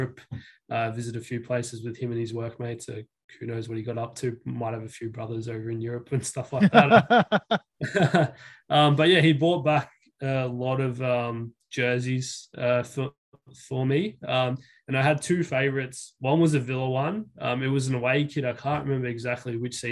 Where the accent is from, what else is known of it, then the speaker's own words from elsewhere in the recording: Australia; also born or lived in Fiji; moved here quite young, but 6 months old, family moved over.